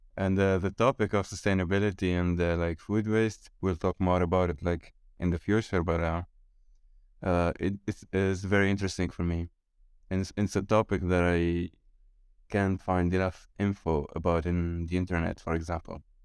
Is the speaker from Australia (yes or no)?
no; Tunisia; moved away as an adult; now in Italy; I'm 22 years old. I'm from Tunisia